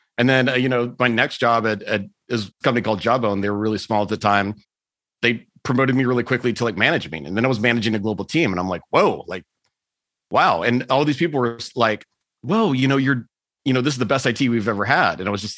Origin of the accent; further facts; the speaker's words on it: Texas, United States; also born or lived in Germany / South America; And I grew up in Texas, which is a little bit of a conservative place. So I ended up spending a year in Germany working. And then I spent a year in South America